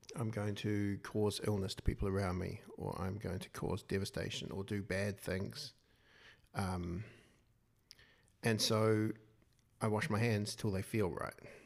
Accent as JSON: {"language": "English", "region": "Wellington", "country": "New Zealand", "said": "I'm from Wellington"}